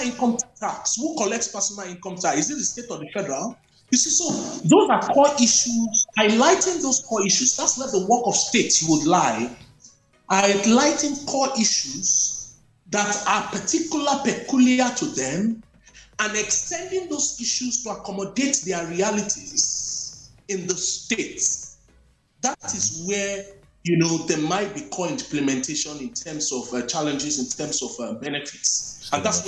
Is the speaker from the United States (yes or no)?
no; Nigeria; growing up in Nigeria